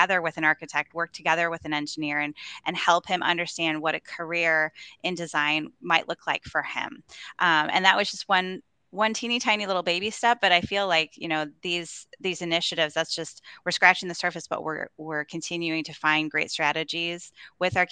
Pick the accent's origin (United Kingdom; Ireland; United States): United States; Chicago, Illinois; moved away as an adult; now in Kansas City, United States; I grew up outside of Chicago, and so that was always my, you know, my city, right? I loved Chicago, and that was my hometown.